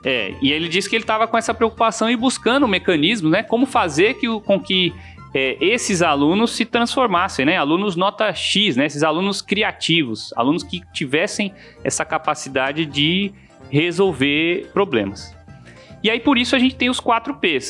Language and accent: Portuguese; São Paulo, Brazil; now in Mossoró, Brazil; eu sou paulista de nascimento e moçoroense de coração